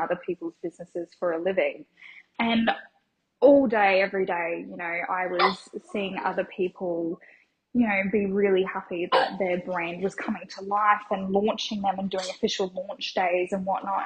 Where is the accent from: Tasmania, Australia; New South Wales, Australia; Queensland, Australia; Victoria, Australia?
Queensland, Australia; Logan; I grew up on the south side of Brisbane, so in Logan area